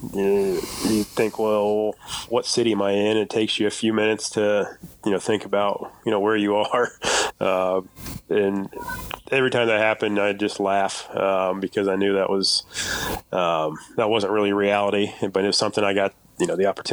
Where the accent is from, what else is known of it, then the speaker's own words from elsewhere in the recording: Kokomo, Indiana, United States; I'd still come back to Kokomo, and, you know, I still live here now with my family